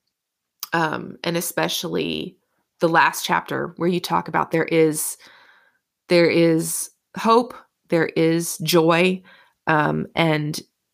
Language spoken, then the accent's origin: English; Newport, Rhode Island, United States; now in Oklahoma, United States; I grew up on the East Coast, in New England type area. We lived Newport, Rhode Island for a long time.